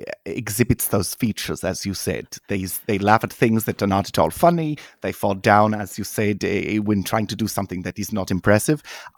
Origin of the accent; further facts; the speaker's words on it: North Rhine-Westphalia, Germany; also born or lived in Denmark; I was part-time in Germany, outside of Dortmund, and then I was part-time with my mother's family in Denmark.